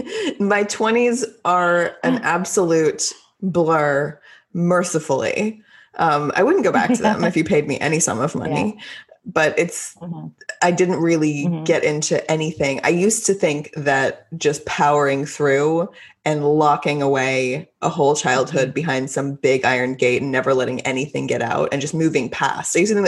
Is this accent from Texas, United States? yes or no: yes; Texas, United States; I'm Texan.